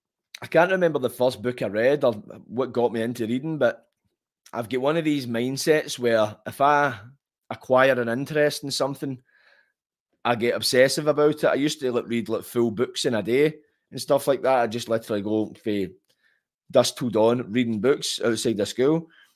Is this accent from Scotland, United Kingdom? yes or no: yes; Glasgow, Scotland, United Kingdom; born or raised there